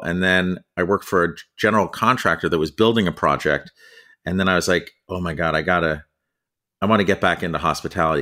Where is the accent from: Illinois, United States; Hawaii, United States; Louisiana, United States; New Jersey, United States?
New Jersey, United States; moved away as an adult; also born or lived in California / New York City; now in Connecticut, United States; I grew up in New Jersey